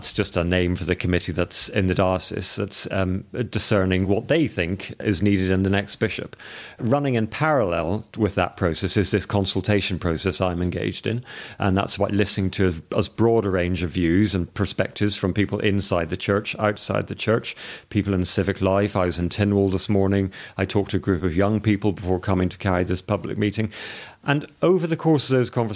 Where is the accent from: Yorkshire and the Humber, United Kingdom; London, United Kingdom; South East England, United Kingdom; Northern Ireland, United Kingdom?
Northern Ireland, United Kingdom; I grew up in Northern Ireland